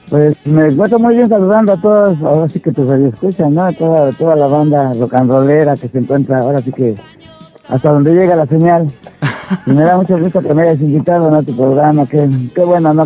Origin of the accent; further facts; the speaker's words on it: Mexico City, Mexico; moved away; yo nací allá, en el DF. Entonces, pues a mí me tocó vivir allá.